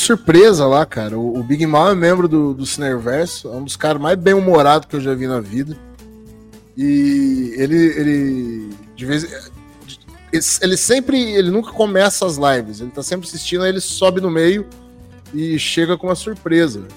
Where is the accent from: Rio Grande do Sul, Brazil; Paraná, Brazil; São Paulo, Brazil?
São Paulo, Brazil; Jabuticabal; E Sertãozinho é vizinha aqui da minha cidade, eu sou de Jabuticabal